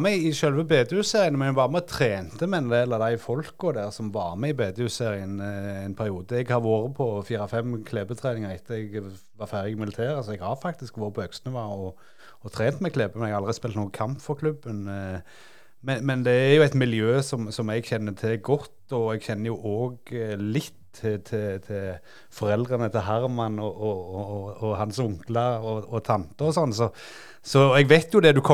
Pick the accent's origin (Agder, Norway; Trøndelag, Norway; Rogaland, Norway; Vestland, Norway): Rogaland, Norway; Klepp stasjon; Jeg er jo fra Klepp stasjon